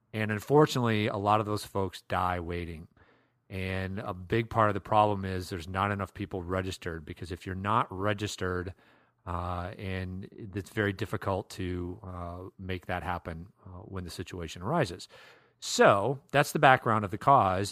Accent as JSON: {"language": "English", "region": "Iowa", "country": "United States", "tie": "born or raised there", "moved": "yes", "lives_now": "Minnesota, United States", "said": "I grew up in Iowa"}